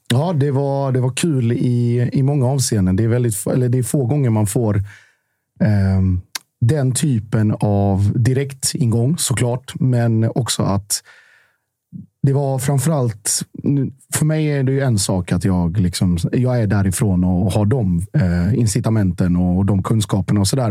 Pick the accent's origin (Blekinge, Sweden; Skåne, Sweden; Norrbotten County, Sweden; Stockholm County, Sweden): Blekinge, Sweden; Gammalstorp/Norje/Mjällby area; det här är ju mina hemtrakter